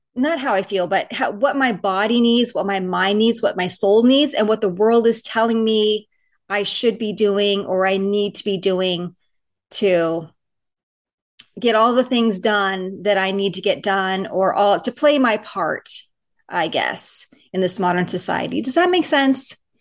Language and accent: English; Southern California, United States; now in Seattle area, United States; I grew up in Southern California